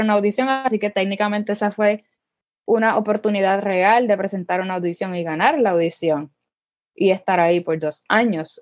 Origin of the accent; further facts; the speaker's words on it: Humacao, Puerto Rico; moved away as an adult; also born or lived in Las Piedras, Puerto Rico; Yo soy del pueblo de Macao.